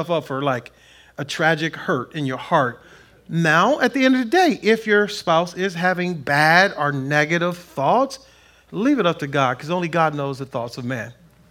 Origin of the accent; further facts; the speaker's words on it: Compton, California, United States; I grew up in Compton